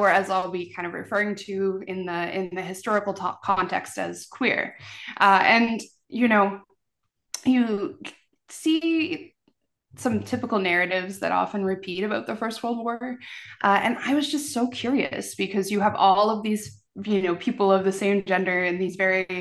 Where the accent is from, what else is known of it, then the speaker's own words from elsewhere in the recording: Newfoundland and Labrador, Canada; Growing up, we had a great uncle who died in the war. And so, you know, I'm a Newfoundlander